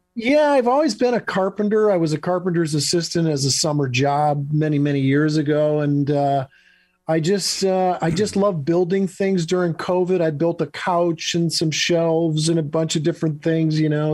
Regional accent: Michigan, United States; moved away as an adult; also born or lived in Los Angeles; I'm in Michigan. I moved oh. back to oh. my home state of Michigan with my wife

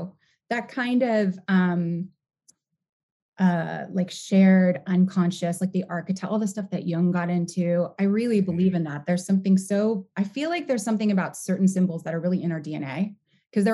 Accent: New York, United States; born there; also born or lived in Cincinnati / California; I was born in New York. I was born in the Bronx. And we moved around a little bit when I was a little kid. My dad got a job in Cincinnati.

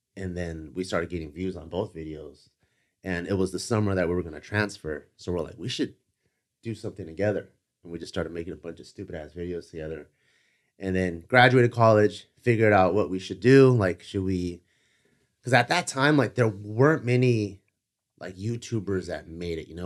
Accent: Cerritos, California, United States; growing up in Cerritos

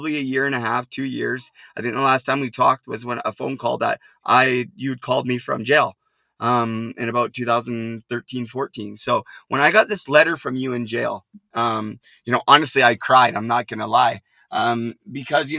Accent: Port Coquitlam, British Columbia, Canada; Now the jail is actually in my hometown, about 5 minutes from where I grew up

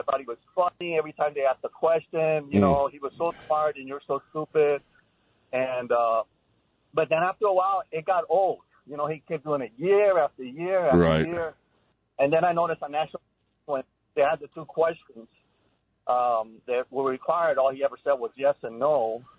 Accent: Chicago, Illinois, United States; moved away as an adult; now in San Antonio, United States; I was a young Hispanic growing up in Chicago.

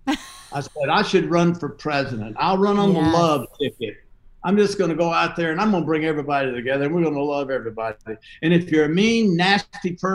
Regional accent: the South, United States; I'm from the South

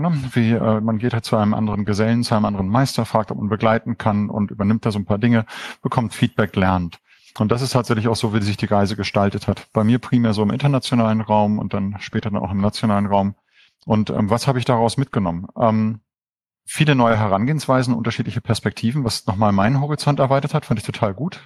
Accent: Hamburg, further toward Denmark, North Germany, Germany; Hamburg ist so die Heimat, eigentlich noch weiter Richtung Dänemark.

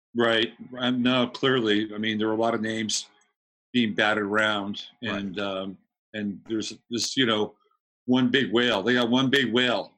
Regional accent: California, United States; growing up in California

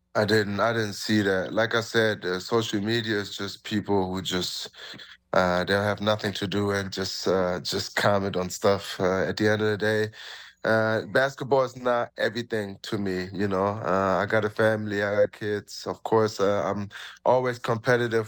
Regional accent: Germany; now in Toronto, Canada; I'm from Germany

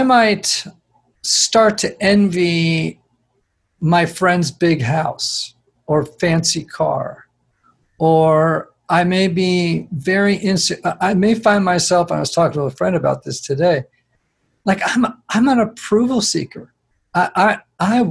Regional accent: Greenwich, Connecticut, United States; now in Nashville, United States; I grew up in Greenwich, Connecticut, where everyone is successful

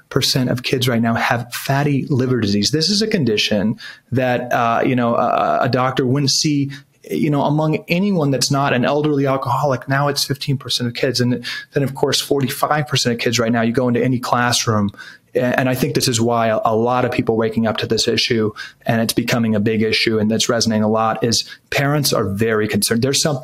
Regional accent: Washington, District of Columbia, United States; I grew up in Washington, D.C., a good young conservative

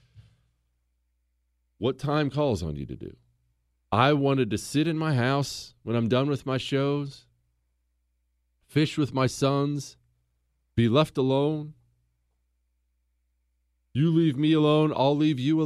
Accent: Montana, United States; I come from Montana

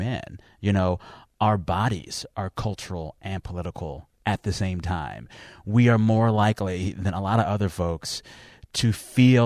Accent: San Antonio, Texas, United States; I am from San Antonio, Texas, and I will rep that city and that state till the end of time. And no matter what, that's always home

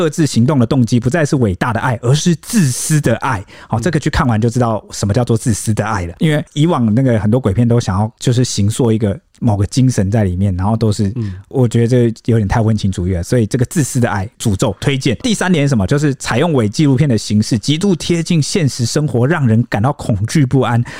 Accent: Taiwan; 就是很符合可能我们台湾人现代对于可能地府的想象的。

